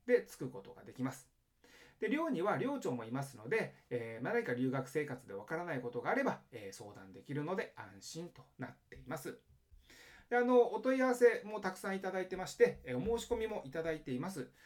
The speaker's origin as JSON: {"language": "Japanese", "country": "Japan", "moved": "yes", "lives_now": "Los Angeles, United States", "said": "僕、まあ、日本人で、奥さんも日本人なんですね"}